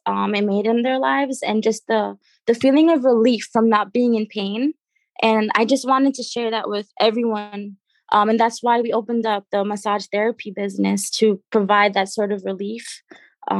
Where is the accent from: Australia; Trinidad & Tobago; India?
Trinidad & Tobago; now in United States; I'm originally from Trinidad and Tobago. That's where I was born